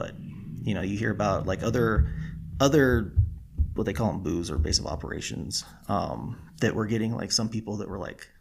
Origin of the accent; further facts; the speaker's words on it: California, United States; moved away as an adult; I was born and raised in California